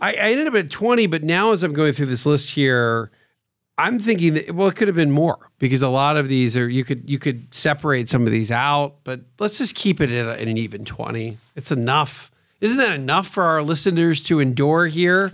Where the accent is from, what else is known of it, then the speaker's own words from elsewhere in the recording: Pennsylvania, United States; Growing up in Pennsylvania, where I grew up